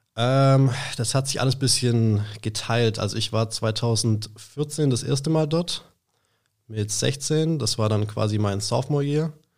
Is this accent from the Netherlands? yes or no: no; Schwäbisch Hall, Baden-Württemberg, Germany; aus Schwäbisch Hall, habe da auch mein ganzes Leben lang gelebt, ähm, bin da auch aufgewachsen